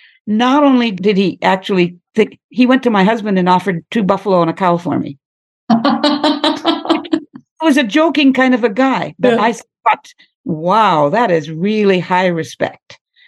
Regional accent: United States; moved away; also born or lived in Egypt / Australia; I'm an American by birth. I'm the stereotypical American.

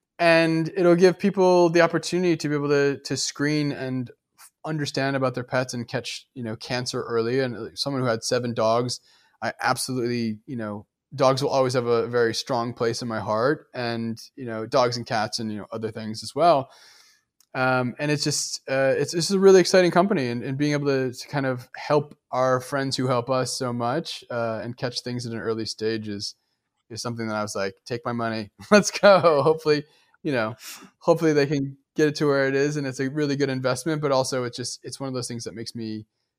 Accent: Midwest, United States; And it reminds me of, like, I grew up in the Midwest.

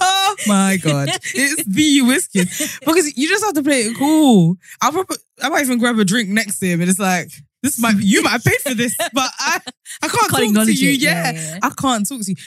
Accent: London, United Kingdom; is in London, in my hometown

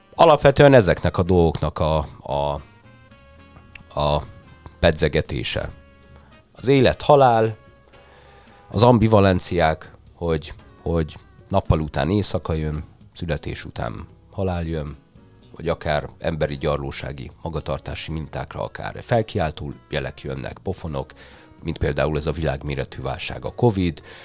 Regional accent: Hungary; én már itt születtem Magyarországon

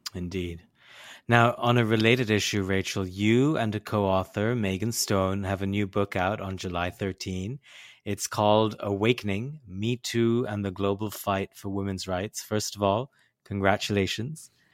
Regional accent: India; I grew up in South Asia, in India

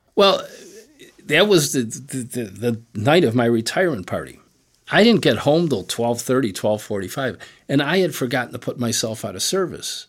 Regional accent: Chicago, Illinois, United States; growing up on the West Side was great.

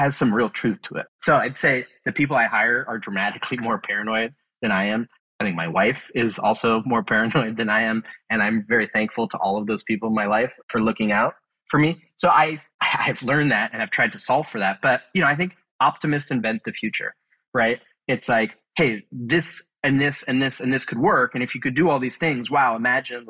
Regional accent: Bay Area, California, United States; I grew up in the Bay Area

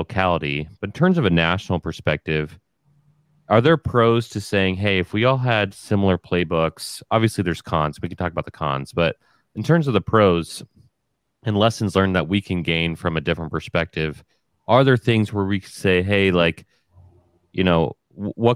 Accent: United States; also born or lived in Japan; I came home from Japan and I'm all American

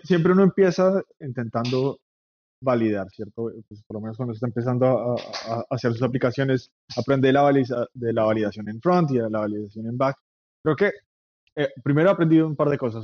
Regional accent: Bogotá, Colombia; moved away as an adult; now in New York, United States; soy colombiano de Bogotá, vivo en Nueva York hace casi 10 años.

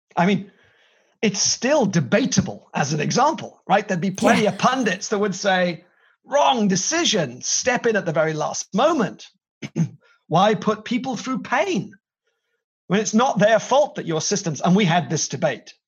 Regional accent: Wales, United Kingdom

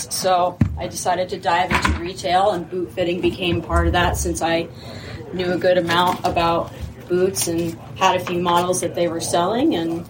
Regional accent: Killington, Vermont, United States; also born or lived in Burlington, Vermont; I grew up in Killington my whole life

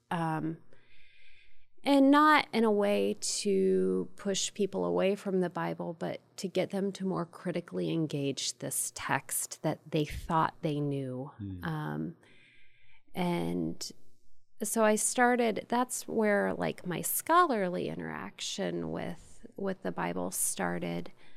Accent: Ohio, United States; I'm from the Midwest, from the great state of Ohio.

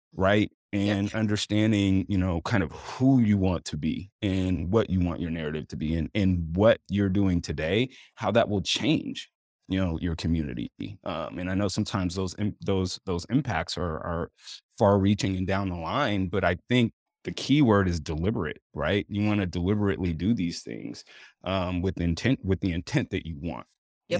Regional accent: West Coast, United States; moved away; also born or lived in Oregon / California; I grew up on the West Coast. I'm a West Coast kid. I grew up between Oregon and California.

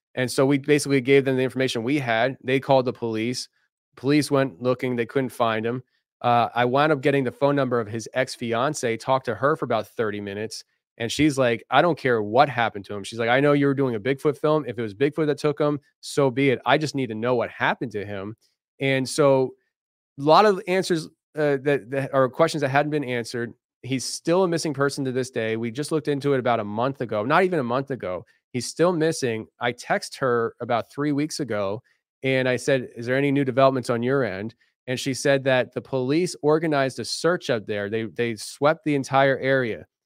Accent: Philadelphia, Pennsylvania, United States; I'm from the Philadelphia area

